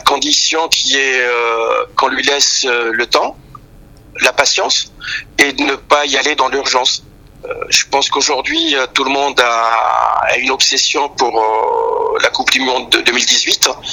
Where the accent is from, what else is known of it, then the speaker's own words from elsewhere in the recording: Algiers, Algiers Province, Algeria; moved away as an adult; now in France; je suis né à Alger, j'ai vécu à Alger jusqu'à l'âge de vingt-trois ans